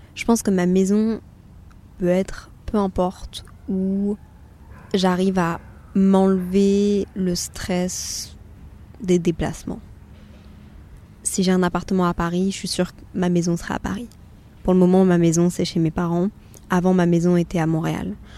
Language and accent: French; Brussels, Brussels-Capital Region, Belgium; je suis quand même née dans la capitale de l'Europe